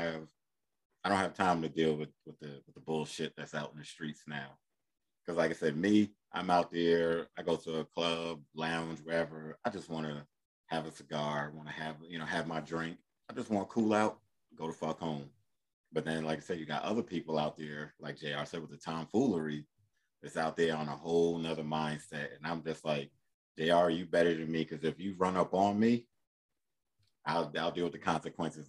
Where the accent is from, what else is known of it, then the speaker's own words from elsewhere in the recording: Paterson, New Jersey, United States; moved away; I'm from Paterson, New Jersey